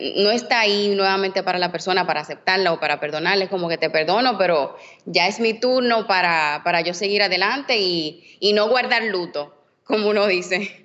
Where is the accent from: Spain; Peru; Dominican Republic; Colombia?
Dominican Republic; soy dominicana